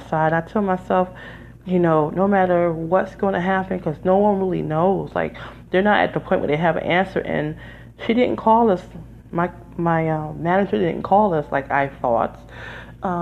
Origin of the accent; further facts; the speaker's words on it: Detroit, Michigan, United States; now in New Jersey, United States; I'm from Detroit, Michigan originally, but I lived there 20 years